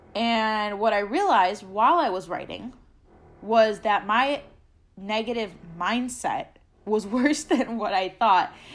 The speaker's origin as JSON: {"language": "English", "town": "Chicago", "region": "Illinois", "country": "United States", "moved": "as an adult", "said": "I'm originally from Chicago"}